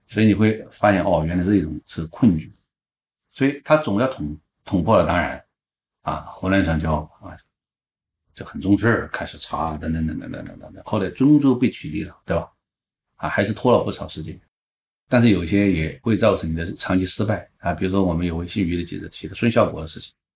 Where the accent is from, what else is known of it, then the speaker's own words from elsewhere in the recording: Guizhou, China; 因为贵州是我的家乡